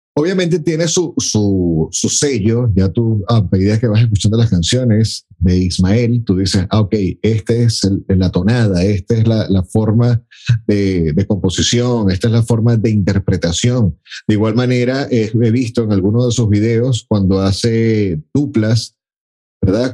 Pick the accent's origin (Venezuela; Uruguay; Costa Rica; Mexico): Venezuela; por mi naturaleza como, como venezolano